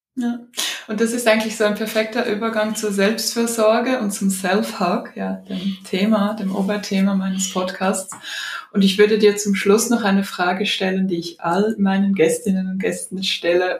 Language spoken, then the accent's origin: German; Odesa, Odesa Oblast, Ukraine; Ich bin ja in Odessa geboren